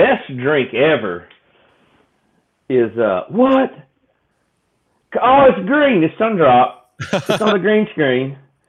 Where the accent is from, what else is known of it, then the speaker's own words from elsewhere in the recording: the South, United States; So growing up in the South, that's what we have, the sweet tea, right?